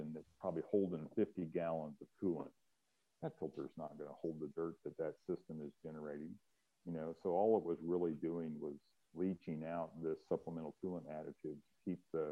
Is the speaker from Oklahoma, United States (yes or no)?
no; Kansas, United States; I grew up in Kansas and we had salt on the roads there all the time